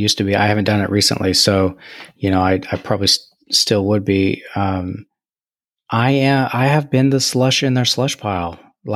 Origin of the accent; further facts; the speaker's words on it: Kansas, United States; And, you know, as I was growing up in Kansas, and then I would see pictures that my dad took when he was on his ship during Vietnam